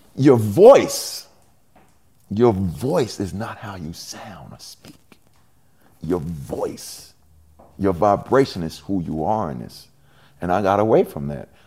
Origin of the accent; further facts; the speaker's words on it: New York City, New York, United States; now in New Jersey, United States; from Hollis, Queens